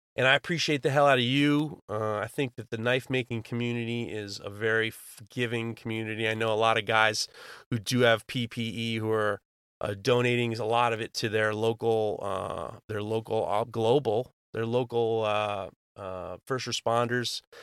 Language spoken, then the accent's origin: English; New York City, New York, United States; I grew up in New York City